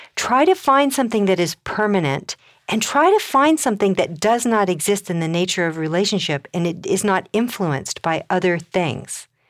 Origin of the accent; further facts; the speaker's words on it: Colorado, United States; I come from Colorado.